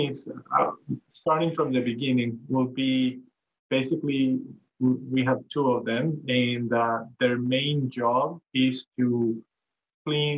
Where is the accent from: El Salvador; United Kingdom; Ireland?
El Salvador; moved away as an adult; also born or lived in New York State, United States; now in Hawaii, United States; I'm originally from El Salvador in Central America